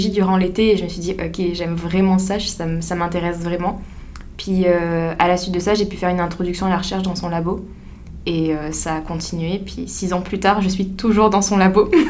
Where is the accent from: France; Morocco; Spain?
France; moved away as an adult; now in Rimouski, Canada; je suis française.